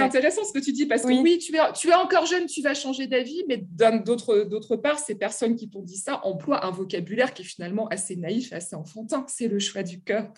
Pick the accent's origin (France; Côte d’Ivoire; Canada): France; also born or lived in Germany; je rentre en France